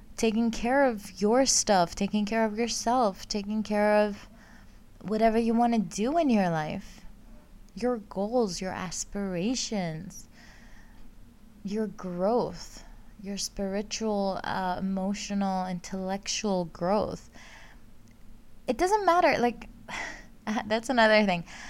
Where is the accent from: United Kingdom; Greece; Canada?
Greece; now in Netherlands; I live, uh, and work in the Netherlands, but I am originally from Greece. I grew up, um, I was born and grew up there.